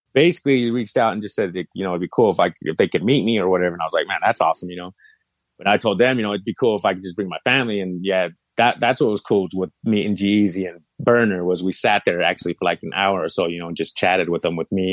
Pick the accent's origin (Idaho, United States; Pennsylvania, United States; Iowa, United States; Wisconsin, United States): Idaho, United States; Idaho Falls; I'm from Idaho Falls. You know what I mean? I'm from Idaho.